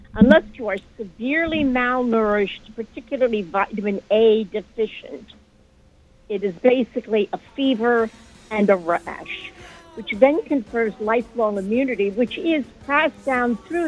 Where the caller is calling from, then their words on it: New York City, New York, United States; I'm calling from the Bronx.